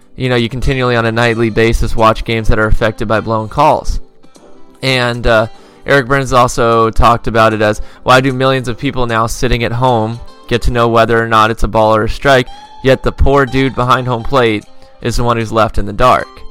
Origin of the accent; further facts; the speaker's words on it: Los Angeles, California, United States; I grew up near Dorsey High School, for those of you that are familiar with the Los Angeles area